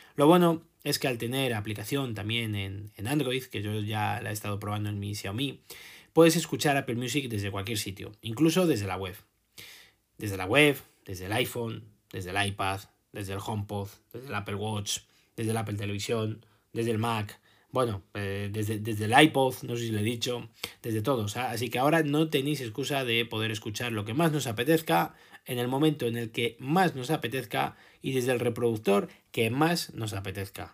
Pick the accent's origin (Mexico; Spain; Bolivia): Spain